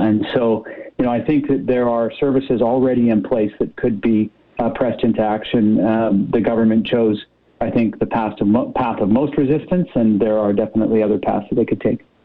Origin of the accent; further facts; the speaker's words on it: British Columbia, Canada; we as British Columbians